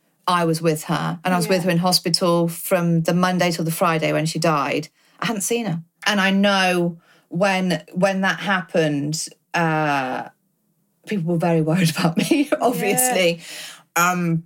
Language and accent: English; United Kingdom; as British people